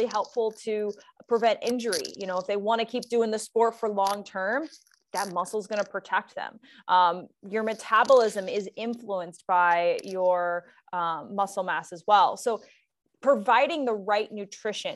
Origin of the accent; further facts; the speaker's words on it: Cincinnati, Ohio, United States; I grew up in Cincinnati, Ohio